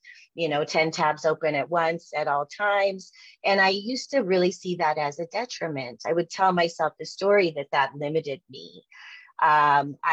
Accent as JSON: {"language": "English", "town": "Jackson", "region": "Wyoming", "country": "United States", "tie": "born or raised there", "moved": "yes", "lives_now": "Denver, United States", "said": "I grew up in Jackson Hole, Wyoming, and in the 70s and 80s."}